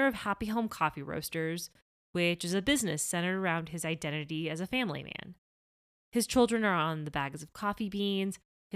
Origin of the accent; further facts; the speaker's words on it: Miami, Florida, United States; moved away as an adult; I grew up in Miami